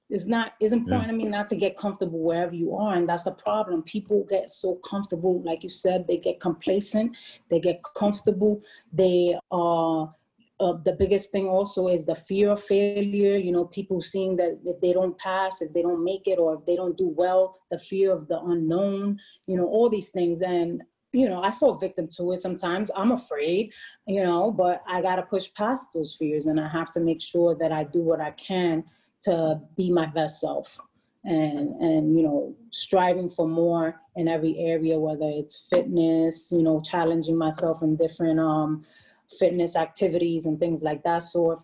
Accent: Bronx, New York, United States; I could understand the people in the community and stuff more, being that I could relate to them growing up in the Bronx.

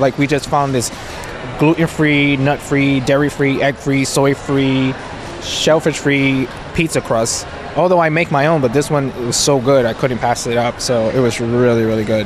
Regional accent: New York City, New York, United States; now in Allentown, United States; I'm originally from New York City, but I currently live in um, Allentown, Pennsylvania

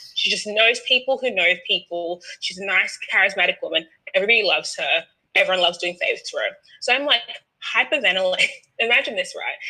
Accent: Australia; I'm Australian.

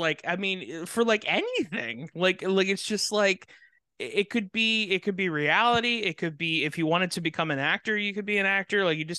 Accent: San Fernando Valley, California, United States; accent: Valley Girl; instead of having a traditional, I learned English as a second language accent, I have a 14-year-old Valley Girls accent

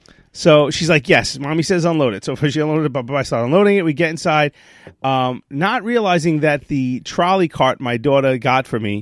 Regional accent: New York, United States; accent: Brooklyn; I got terrible Brooklyn.

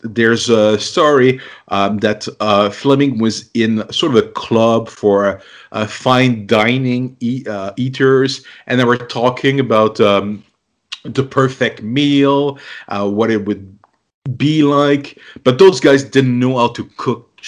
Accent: Canada; I'm Canadian

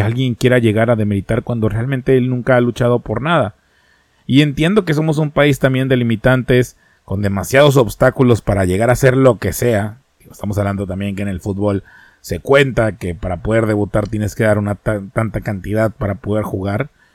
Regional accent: Mexico

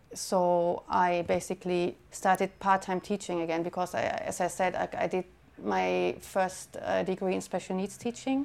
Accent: Germany; moved away as an adult; also born or lived in San Francisco, United States; now in London, United Kingdom; I was born in Germany and I'm living now in London for seven years.

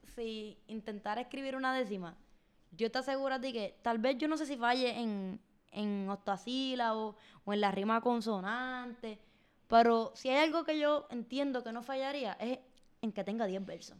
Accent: Puerto Rico

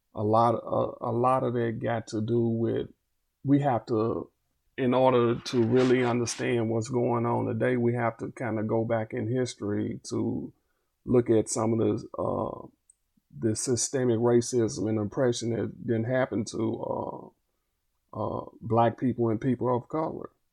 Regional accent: Little Rock, Arkansas, United States; I'm originally from Little Rock, Arkansas. I grew up in uh, the Granite Mountain Housing Projects.

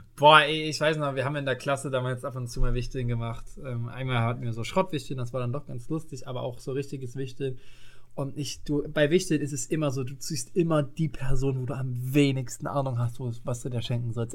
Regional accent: East Germany, Germany; bei uns im Osten

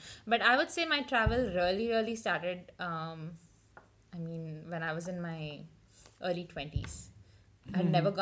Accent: Hyderabad, Telangana, India; moved away; also born or lived in Maharashtra / Pilani; I'm actually Maharashtrian. So, I speak Marathi at home. But I was born in Hyderabad. So, I speak Telugu as well.

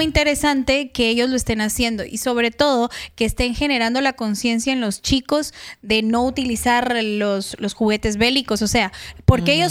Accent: Guatemala; yo soy chapina, guatemalteca

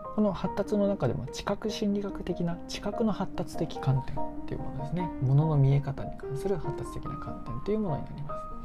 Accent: Japan; 自分の母国の国の日本人

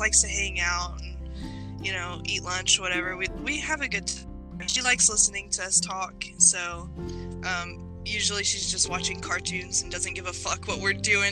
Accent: Dallas, Texas, United States; also born or lived in Tennessee / Mississippi; I grew up in the South Dallas area, places like that.

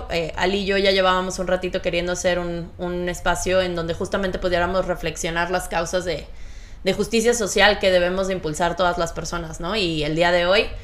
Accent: Castro, Los Lagos, Chile; Yo soy de Castro.

